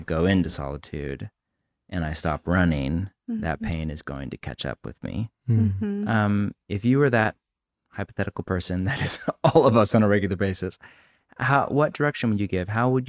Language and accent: English; United States; We're Americans.